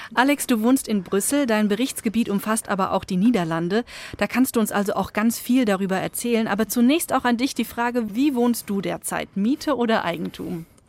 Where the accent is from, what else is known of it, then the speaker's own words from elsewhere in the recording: Germany; bei uns in Deutschland